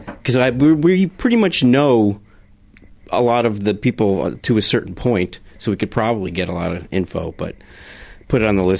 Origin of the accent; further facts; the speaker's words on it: Rockaway, New Jersey, United States; Coast. Rockaway, New Jersey.